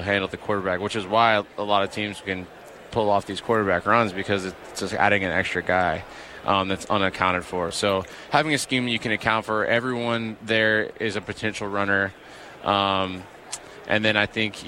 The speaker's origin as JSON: {"language": "English", "region": "Texas", "country": "United States", "tie": "born or raised there", "also_born_or_lived": "Minnesota"}